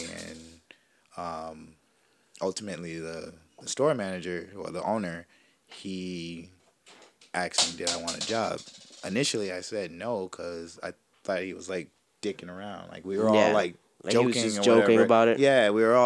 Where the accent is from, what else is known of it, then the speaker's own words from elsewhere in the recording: Syracuse, New York, United States; also born or lived in Florida; now in Texas, United States; I'm from Syracuse